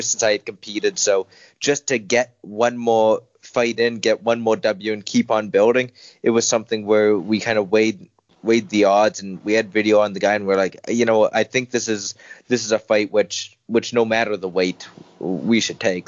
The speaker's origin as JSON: {"language": "English", "town": "Winnipeg", "region": "Manitoba", "country": "Canada", "tie": "born or raised there", "moved": "as an adult", "lives_now": "Dublin, Ireland", "said": "we found a really good home in the Winnipeg Academy of Mixed Martial Arts in my hometown of Winnipeg"}